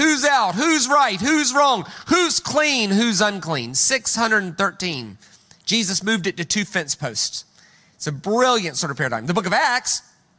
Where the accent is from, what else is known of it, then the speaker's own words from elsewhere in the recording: United States; I'm American